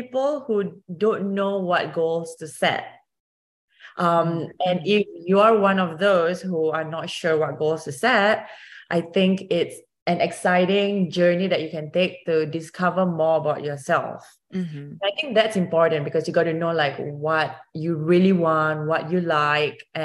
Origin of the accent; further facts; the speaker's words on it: Singapore; moved away as an adult; now in United States; I used to row for my home country of Singapore. I was the first Singaporean rower